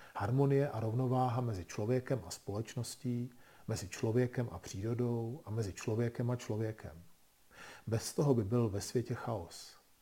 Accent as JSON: {"language": "Czech", "country": "Czechia", "said": "u nás v Čechách"}